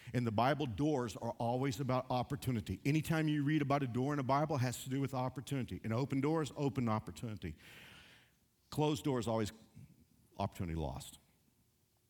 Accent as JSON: {"language": "English", "region": "Texas", "country": "United States", "moved": "yes", "said": "I'm from Texas."}